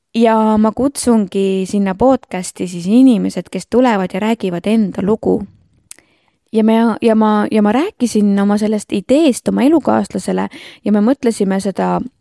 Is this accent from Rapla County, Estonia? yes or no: yes; Rapla, Rapla County, Estonia; Rapla on minu kodulinn, ma olen siin eluaeg elanud